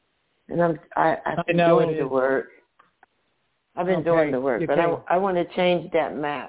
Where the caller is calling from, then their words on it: Paterson, New Jersey, United States; I'm in northern New Jersey, Patterson.